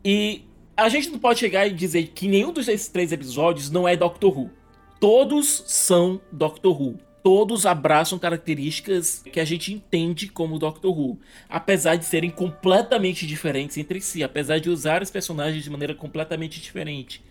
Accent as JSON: {"language": "Portuguese", "region": "Northeast Region", "country": "Brazil", "said": "eu também sou nordestino"}